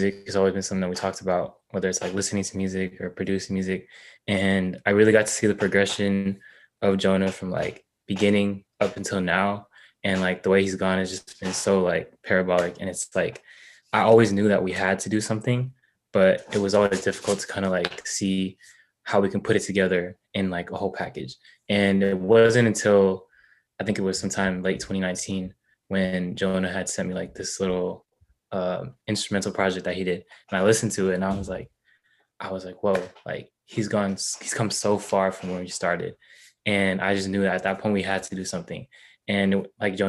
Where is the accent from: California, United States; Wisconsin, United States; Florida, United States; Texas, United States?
California, United States; Sacramento; I'm born and raised in Sacramento. That's where I'm at right now